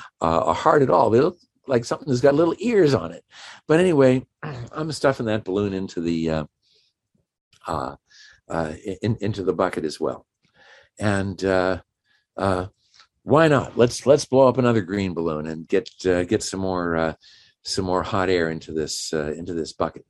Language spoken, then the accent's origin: English; Washington, District of Columbia, United States; I'm from Washington, D.C., or just outside of Washington, D.C.